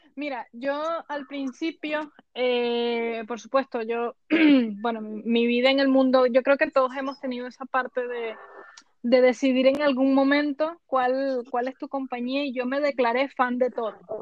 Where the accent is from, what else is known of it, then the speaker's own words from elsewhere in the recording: Venezuela; now in Spain; yo, por supuesto, me crié en el continente americano, yo soy venezolana